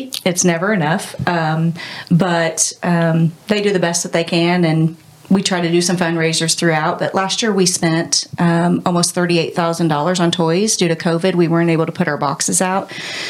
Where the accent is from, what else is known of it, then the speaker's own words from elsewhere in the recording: Columbus, United States; born and raised in Columbus.